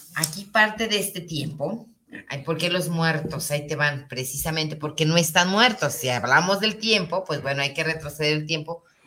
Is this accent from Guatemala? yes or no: no; Guadalajara, Jalisco, Mexico; nos constituye eh, como, como tapatíos, como jaliscienses